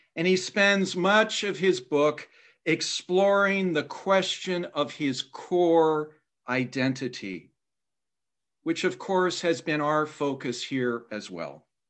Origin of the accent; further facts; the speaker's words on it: Indiana, United States; my home state of Indiana